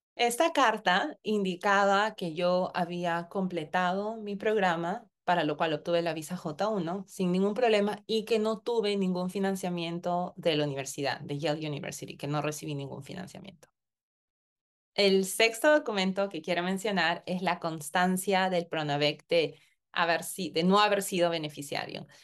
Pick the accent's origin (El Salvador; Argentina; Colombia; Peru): Peru; moved away as an adult; also born or lived in Connecticut, United States; now in United States; yo tenía que volver a mi país de origen, en mi caso Perú